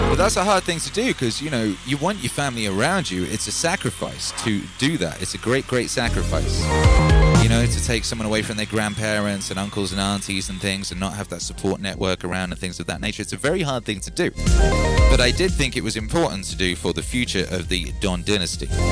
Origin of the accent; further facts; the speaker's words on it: United Kingdom; moved away as an adult; now in United States; I was born in the UK. My whole family's in the UK. I moved our family to the USA.